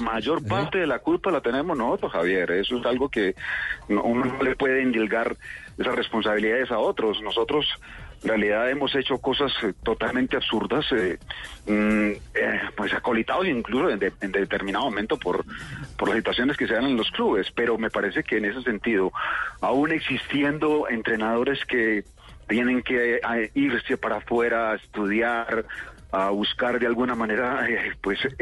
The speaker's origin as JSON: {"language": "Spanish", "town": "Medellín", "region": "Antioquia", "country": "Colombia", "tie": "born or raised there", "said": "en mi tierra, Medellín."}